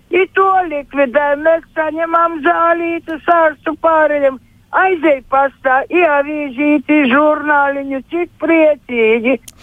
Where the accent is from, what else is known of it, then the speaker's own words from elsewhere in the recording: Daugavpils district, Latgale, Latvia; Mēs no Daugopils rajona Celiena